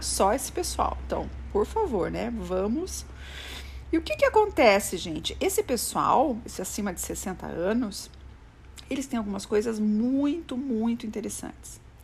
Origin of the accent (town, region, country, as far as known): Brazil